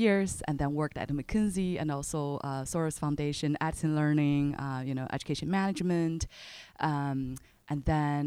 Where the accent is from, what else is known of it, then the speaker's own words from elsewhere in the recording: China; moved away as an adult; also born or lived in United States; I was born in China right after the Chinese economic reform, early 80s, 1983, and growing up in China, finished college